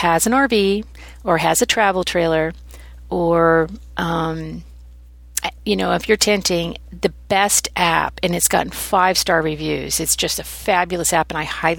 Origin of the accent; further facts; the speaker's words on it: Oregon, United States; moved away; also born or lived in Maine / Texas; I grew up in Oregon